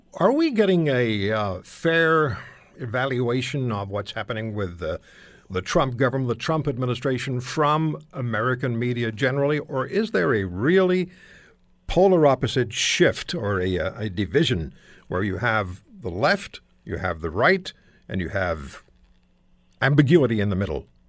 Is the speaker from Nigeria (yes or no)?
no; Montreal, Quebec, Canada; I grew up in Montreal